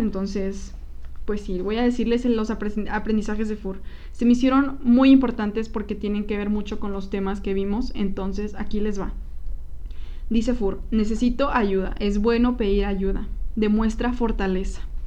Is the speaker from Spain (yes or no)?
no; Coahuila, Mexico; now in Guadalajara, Mexico; nosotros somos de Coahuila, somos del norte